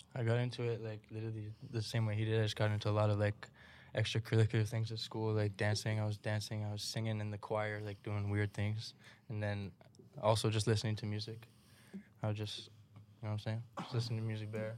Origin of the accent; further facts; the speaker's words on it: Brampton, Ontario, Canada; I grew up in Brampton